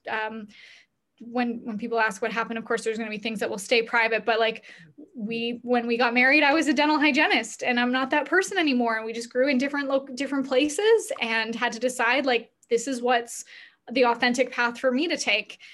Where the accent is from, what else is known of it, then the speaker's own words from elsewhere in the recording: Canada; we're both Canadian